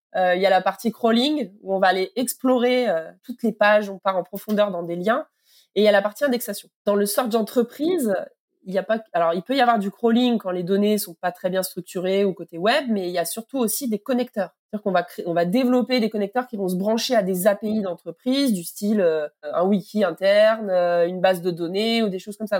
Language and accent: French; Toulouse, Occitania, France; Je suis euh, toulousaine